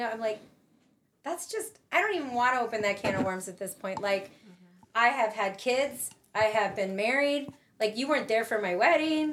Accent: Miami, Florida, United States; moved away; I grew up in Miami, so when Hurricane Andrew hit, I lived there during that time

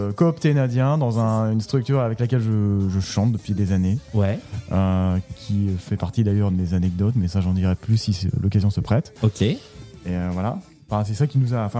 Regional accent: Lille, Hauts-de-France, France; moved away; quand j'étais à, à, Lille, puisque je viens de Lille.

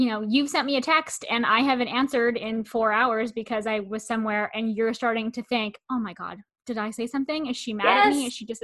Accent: Canada; I'm Canadian

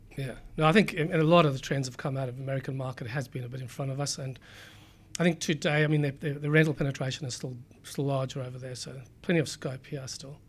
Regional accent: South Africa; moved away as an adult; also born or lived in Cape Town / United Kingdom; now in Sydney, Australia; I grew up in South Africa, um, went through school there, did uni, um, went to University of Cape Town

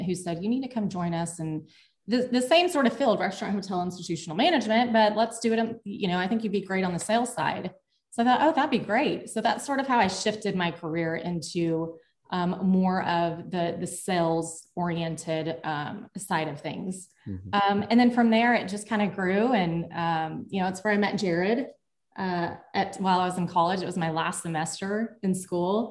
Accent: El Paso, Texas, United States; I'm originally from El Paso, Texas, little border town. I was born and raised there.

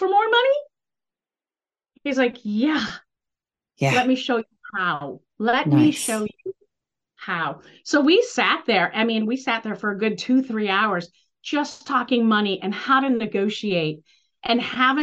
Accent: Northeast, United States; I'm from the Northeast

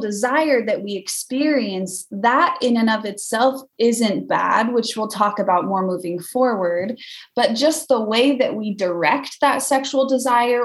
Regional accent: Weiser, Idaho, United States; now in Vermont, United States; I am originally from Idaho, a little farming town called Weezer.

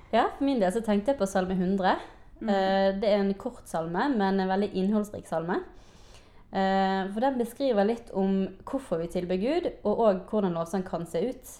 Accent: Bergen, Vestland, Norway; jeg har vokst opp i KF Bergen

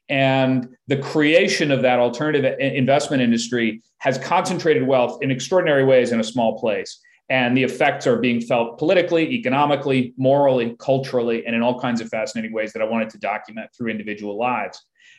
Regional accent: United States; also born or lived in London; I am an American, full stop. I was born in England

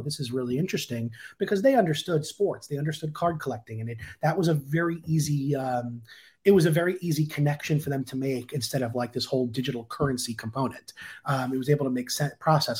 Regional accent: Long Island, New York, United States; moved away; I was back in my hometown in Long Island

